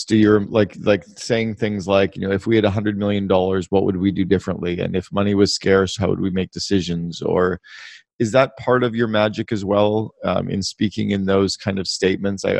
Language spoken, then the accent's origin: English; Canada; I grew up in Canada